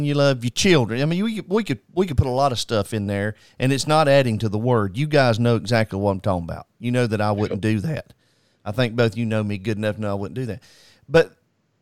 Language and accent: English; United States; we as American people